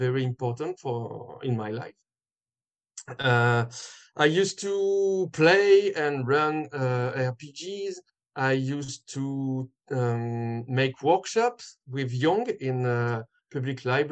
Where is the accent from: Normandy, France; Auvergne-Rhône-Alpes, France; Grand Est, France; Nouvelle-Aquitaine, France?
Auvergne-Rhône-Alpes, France; Lyon; I'm not from Paris. I'm from Lyon